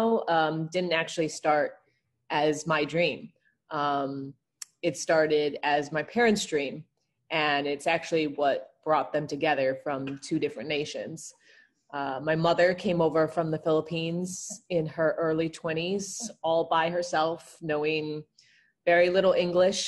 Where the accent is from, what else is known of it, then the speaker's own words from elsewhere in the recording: Evanston, Illinois, United States; I grew up in Evanston, Chicagoland area during the 90s